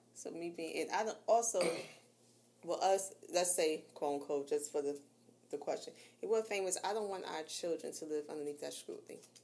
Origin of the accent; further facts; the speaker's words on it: New York, United States; I'm from New York